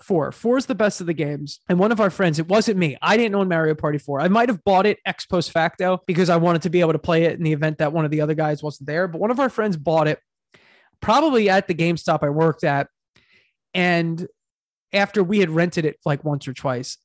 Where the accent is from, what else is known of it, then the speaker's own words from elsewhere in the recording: Long Island, New York, United States; we're from Long Island